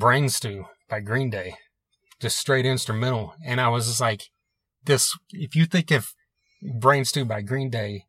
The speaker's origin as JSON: {"language": "English", "town": "Tulsa", "region": "Oklahoma", "country": "United States"}